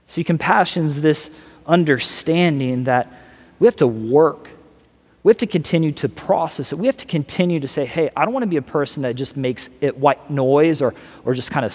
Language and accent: English; Missouri, United States; also born or lived in California; now in Florida, United States; I'm originally from Missouri